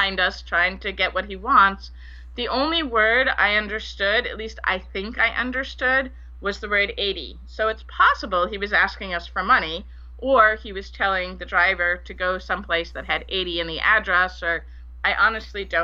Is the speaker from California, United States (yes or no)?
no; Bedford, Massachusetts, United States; moved away as an adult; also born or lived in Liberia / Tennessee; I grew up in Bedford, Massachusetts